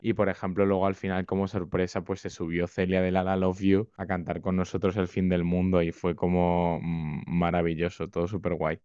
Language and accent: Spanish; Spain